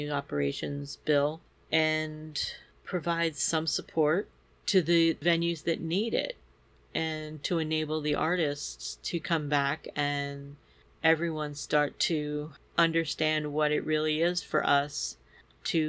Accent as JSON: {"language": "English", "area": "near Bryn Mawr, Philadelphia area", "region": "Pennsylvania", "country": "United States", "tie": "born or raised there", "said": "here in Bryn Mawr, pretty close to my hometown"}